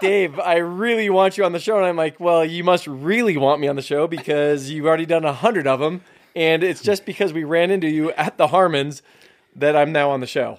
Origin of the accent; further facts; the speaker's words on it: San Jose, California, United States; also born or lived in Hamburg, Germany; Born and raised in San Jose, California, uh, in South San Jose